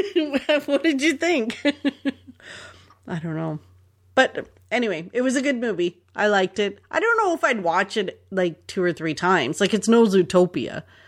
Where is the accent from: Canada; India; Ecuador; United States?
Canada; Toronto, Ontario; growing up in Toronto